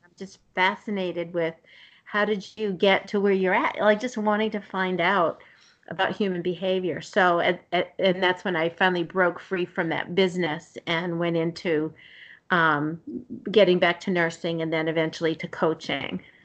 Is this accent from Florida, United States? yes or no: no; Somerville, Massachusetts, United States; I grew up in the city in uh, Somerville, and so right mm-hmm. outside of Boston